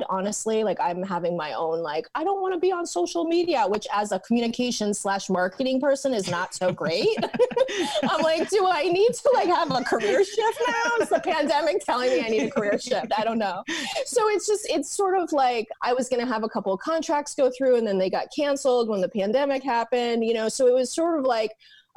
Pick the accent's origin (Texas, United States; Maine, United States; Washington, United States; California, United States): Maine, United States; Portland; also born or lived in New York; now in Portland, Oregon, United States; I am originally from Portland, Maine